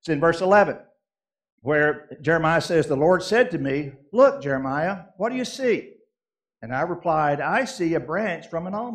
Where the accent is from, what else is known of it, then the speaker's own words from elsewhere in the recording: Kentucky, United States; also born or lived in Southeast United States; I grew up in Kentucky and lived in the Southeast a big part of my life.